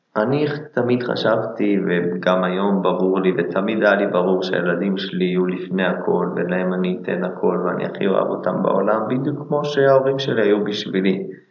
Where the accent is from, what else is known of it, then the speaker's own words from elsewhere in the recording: Israel; אנחנו גם ישראלים בסוף